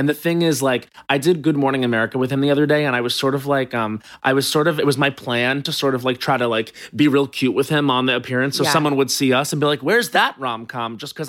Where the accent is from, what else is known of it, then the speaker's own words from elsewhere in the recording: Long Island, New York, United States; now in Los Angeles, United States; And I'm from Long Island